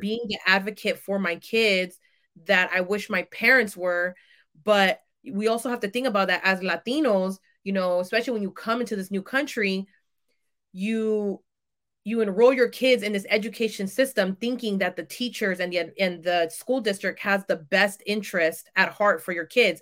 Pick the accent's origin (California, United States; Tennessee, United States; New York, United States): California, United States; San Francisco Bay Area; I am from the San Francisco Bay Area